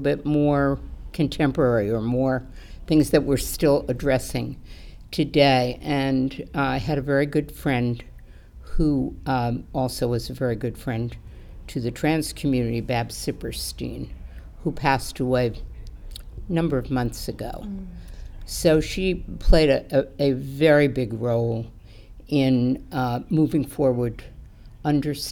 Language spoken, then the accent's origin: English; Southern California, United States; moved away as an adult; also born or lived in Manhattan, New York; now in Teaneck, United States; I grew up in Southern California, and I went to Beverly Hills High School before zip codes.